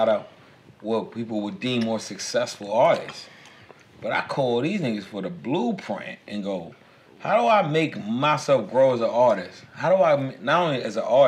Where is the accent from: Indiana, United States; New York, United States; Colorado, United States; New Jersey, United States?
New York, United States; New York City; I'm from Brooklyn